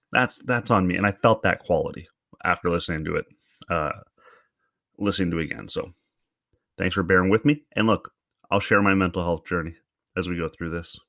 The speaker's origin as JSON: {"language": "English", "country": "Canada"}